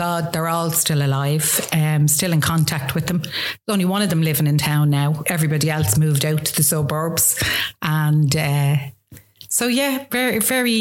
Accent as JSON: {"language": "English", "town": "Dublin", "region": "Leinster", "country": "Ireland", "tie": "born or raised there", "also_born_or_lived": "Coolock, Dublin", "said": "I grew up in town, Dublin 1, went to school in town"}